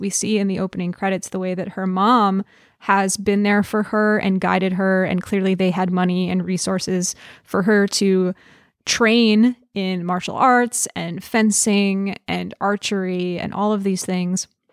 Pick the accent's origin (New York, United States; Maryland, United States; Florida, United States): New York, United States; I grew up in New York, and so I've, not in the city itself